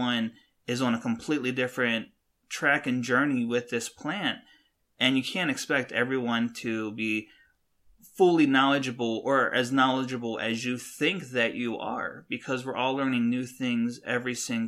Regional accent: West Coast, United States; I know more about the plant because I'm from the West Coast

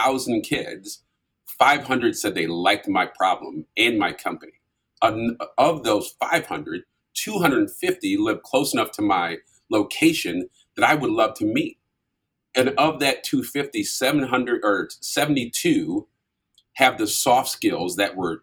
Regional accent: St. Paul, Minnesota, United States; moved away as an adult; also born or lived in Vermillion, South Dakota; I grew up in St. Paul, Minnesota

